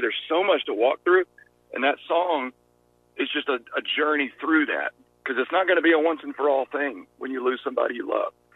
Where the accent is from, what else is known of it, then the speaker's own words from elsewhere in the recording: Georgia, United States; accent: Southern; I'm I'm from Georgia, so Southern people